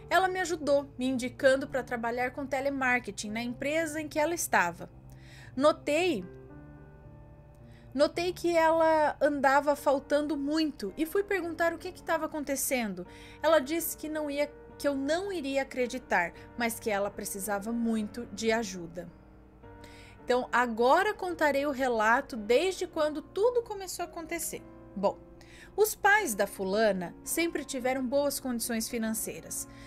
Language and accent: Portuguese; Rio de Janeiro, Brazil; Bom, tenho 25 anos, sou do Rio de Janeiro